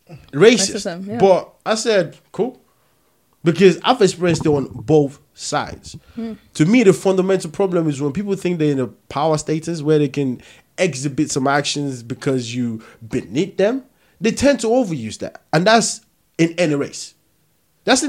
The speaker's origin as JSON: {"language": "English", "country": "Nigeria", "also_born_or_lived": "Peckham, London", "moved": "yes", "lives_now": "London, United Kingdom", "said": "I'm from Nigeria."}